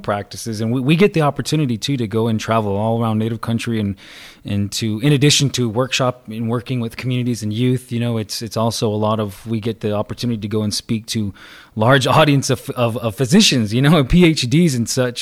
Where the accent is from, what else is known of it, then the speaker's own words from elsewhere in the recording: Salt River, Arizona, United States; I'm from the Salt River people around this area right here